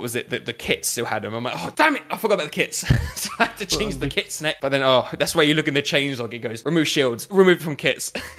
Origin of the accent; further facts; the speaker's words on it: Essex, East of England, United Kingdom; moved away as an adult; now in Manchester, United Kingdom; I'm originally from Essex, and then I moved up to Manchester